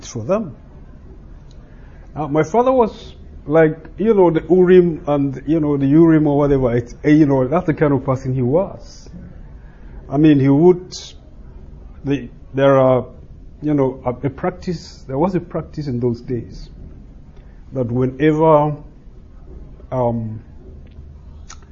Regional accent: Nigeria; accent: Nigerian; I am a Nigerian. And like I said the other day, being a Nigerian, you expect accent

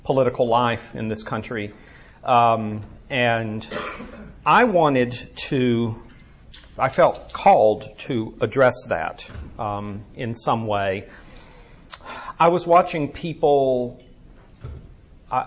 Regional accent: Birmingham, Alabama, United States; moved away; It is good to be back here in my hometown.

